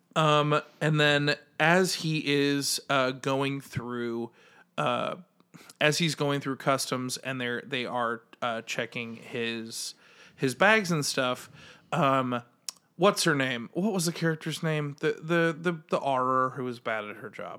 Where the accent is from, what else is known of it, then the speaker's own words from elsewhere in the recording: United States; as an American